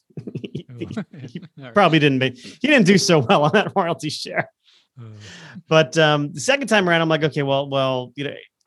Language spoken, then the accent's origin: English; Florida, United States; moved away; Florida, my home state